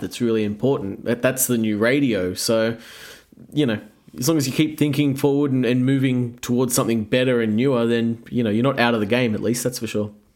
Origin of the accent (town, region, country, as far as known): Australia